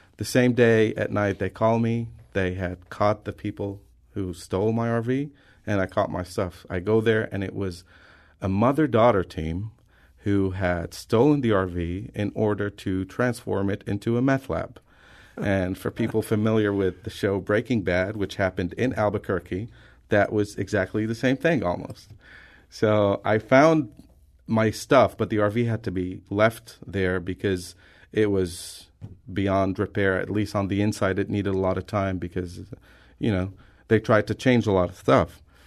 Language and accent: English; Lebanon; I'm from Lebanon, the country